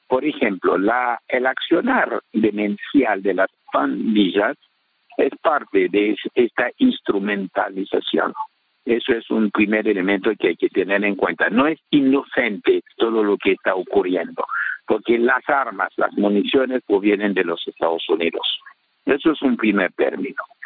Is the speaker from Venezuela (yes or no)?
no; Haiti